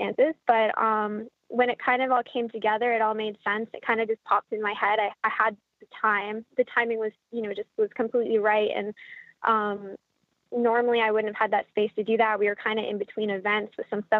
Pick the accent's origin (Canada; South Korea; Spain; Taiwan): Canada; now in United States; I'm Canadian